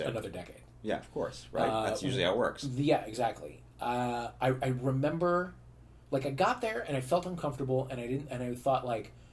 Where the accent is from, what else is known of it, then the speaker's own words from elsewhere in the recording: St. Louis, Missouri, United States; St. Louis, sure.